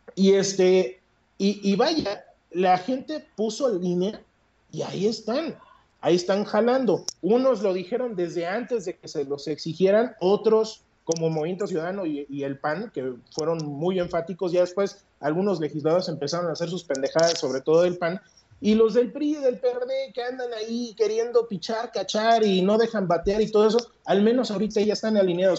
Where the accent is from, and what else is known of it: Mexico